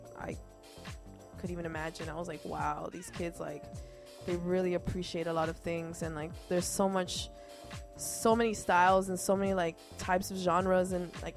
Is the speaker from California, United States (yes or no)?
yes; Los Angeles, California, United States; first language Spanish; English is a second language; from Los Angeles representing Costa Rica.